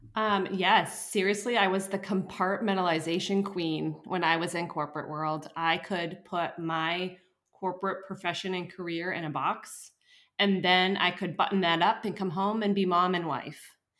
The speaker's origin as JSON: {"language": "English", "region": "upstate New York", "country": "United States", "tie": "born or raised there", "moved": "yes", "lives_now": "New Hampshire, United States", "said": "I was born in New Hampshire, but I um, grew up in upstate New York, and when I moved back to New Hampshire"}